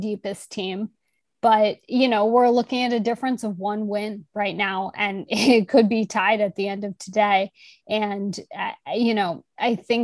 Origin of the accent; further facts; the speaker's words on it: New York, United States; also born or lived in Chicago; I'm actually from New York